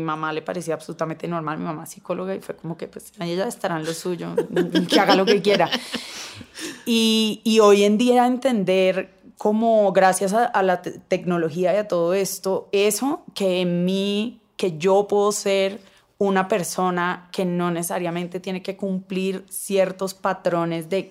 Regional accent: Cali, Valle del Cauca, Colombia; pues yo crecí en Cali eh, donde la feminidad es todo, las caleñas son

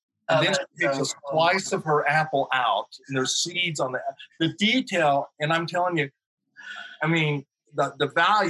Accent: Oklahoma, United States; I grew up in Oklahoma, green country, rolling hills, lots of trees and everything.

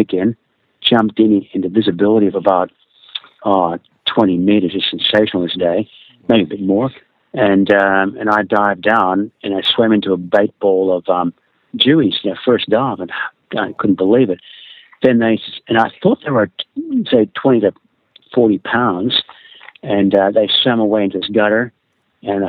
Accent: Sydney, New South Wales, Australia; born or raised there; also born or lived in Philippines

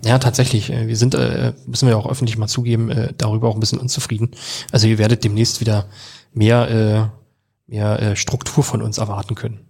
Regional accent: Jüterbog, Brandenburg, Germany; moved away as an adult; now in Berlin, Germany; bin aufgewachsen da auf dem Dorf

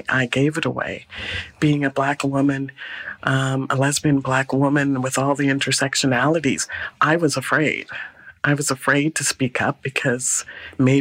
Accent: Guyana; also born or lived in Calgary, Canada; now in Vancouver, Canada; I was born in Guyana

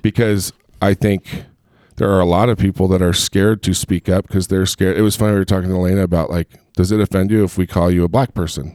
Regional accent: Long Beach, California, United States; also born or lived in Chicago, Illinois; now in Utah, United States; I grew up in Southern Cal, I, I grew up in Long Beach and in Huntington Beach.

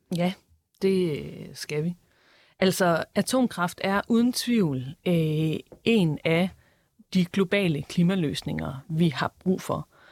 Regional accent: Esbjerg, Southern Denmark, Denmark; jeg er selv fra Esbjerg

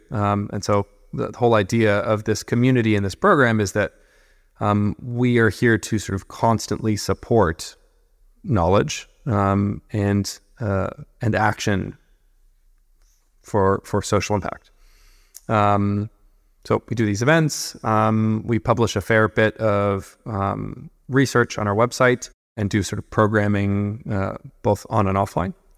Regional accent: California, United States; I'm from California originally, um, born and raised, working class family.

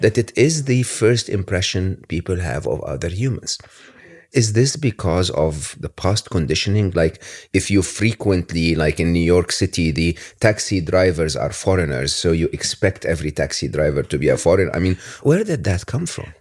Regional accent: Egypt; growing up in Egypt

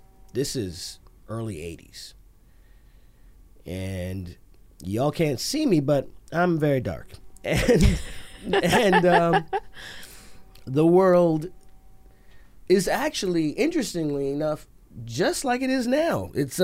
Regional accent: Montreal, Quebec, Canada; born there; I didn't. I was born in Montreal.

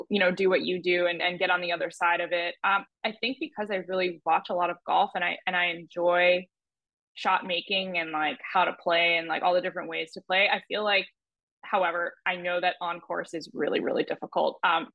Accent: New Jersey, United States; Growing up in New Jersey and playing junior golf

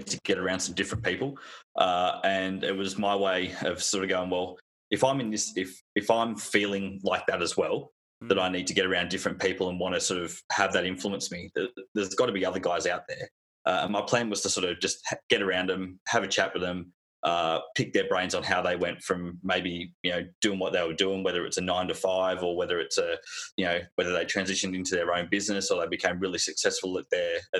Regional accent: Newcastle, New South Wales, Australia; also born or lived in Doncaster, United Kingdom; now in Perth, Australia; born in the UK, a place called Doncaster. Grew up in Newcastle in New South Wales

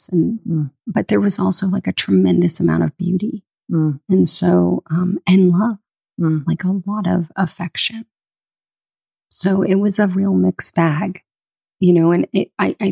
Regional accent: Boca Raton, Florida, United States; Grew up on the water in a small surf town called Boca Raton

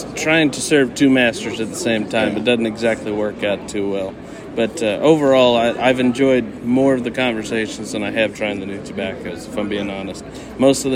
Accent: Amarillo, Texas, United States; I'm from Amarillo, Texas.

